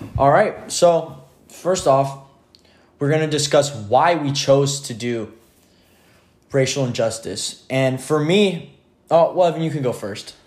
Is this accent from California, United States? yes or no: yes; Merced, California, United States; growing up in Merced is so diverse and there's so many different races here